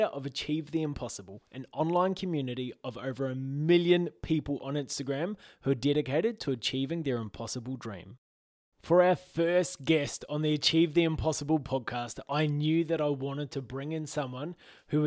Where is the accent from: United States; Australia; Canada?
Australia; also born or lived in New Zealand; we're both Australian. I'm a hybrid of Kiwi-Australian.